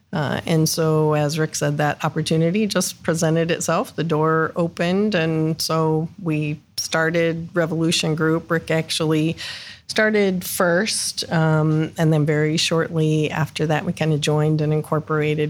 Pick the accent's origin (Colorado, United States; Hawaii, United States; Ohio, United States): Ohio, United States; Northeast; also born or lived in Columbus, Ohio; I grew up in Northeast Ohio, moved down here after college.